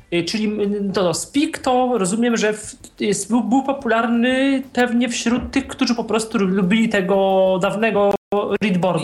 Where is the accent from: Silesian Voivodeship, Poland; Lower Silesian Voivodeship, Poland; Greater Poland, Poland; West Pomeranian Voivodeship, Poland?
Greater Poland, Poland; Poznań; jestem z Poznania